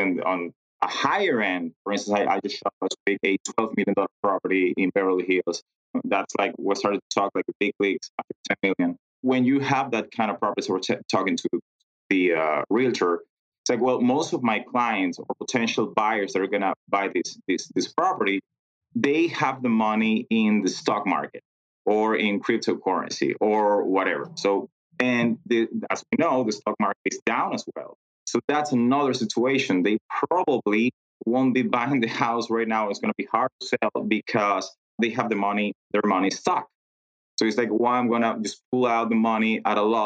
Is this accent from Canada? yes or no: no; Venezuela; moved away as an adult; now in United States; I'm originally from Venezuela. And then I moved to the U.S. 10 years ago